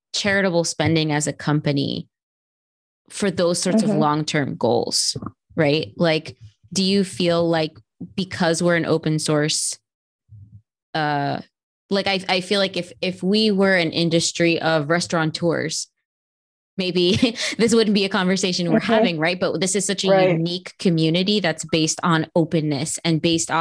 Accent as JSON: {"language": "English", "town": "Miami", "region": "Florida", "country": "United States", "tie": "born or raised there", "said": "that's like my hometown"}